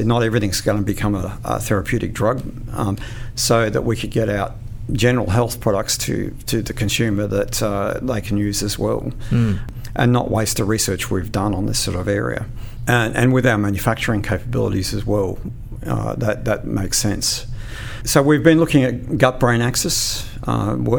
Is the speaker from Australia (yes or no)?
yes; Queensland, Australia; I'm a Queenslander.